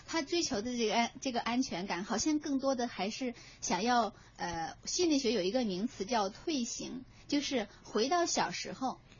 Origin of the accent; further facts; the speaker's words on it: China; 我们中国人呐，在谈恋爱的时候，过于去追求那个所谓的安全感